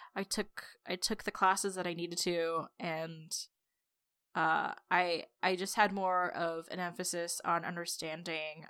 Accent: Los Angeles, California, United States; I grew up in the San Fernando Valley

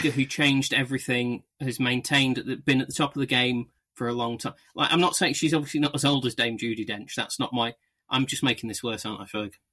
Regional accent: United Kingdom; we're British

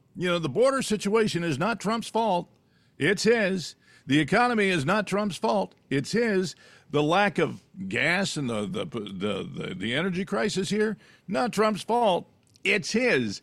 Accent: California, United States; when I was a kid growing up in California

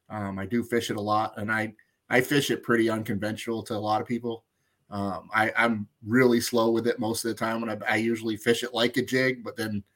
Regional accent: Maine, United States

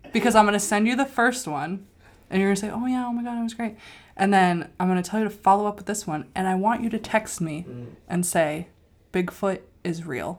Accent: New Hampshire, United States; I grew up in New Hampshire

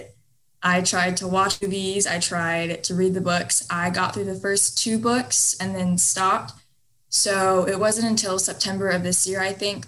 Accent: South Texas, United States; I'm from Texas, South Texas

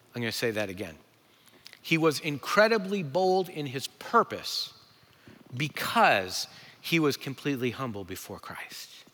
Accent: New England, United States; I'm from New England

